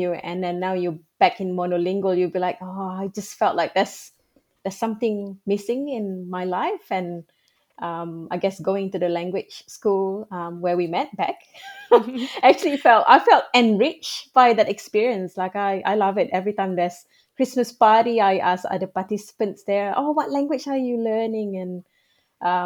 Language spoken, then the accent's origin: English; Kuala Lumpur, Malaysia; first language Malay; English is a second language; moved away as an adult; now in Australia; when I grew up in Malaysia, I went to public schools or schools in Malaysia